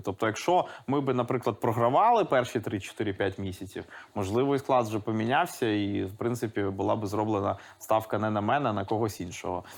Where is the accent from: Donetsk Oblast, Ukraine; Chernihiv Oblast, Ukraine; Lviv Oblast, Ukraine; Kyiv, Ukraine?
Lviv Oblast, Ukraine; Lviv; first language Russian; Ukrainian is a second language; у Львові було три російськомовні школи. Mm Я якраз одну з таких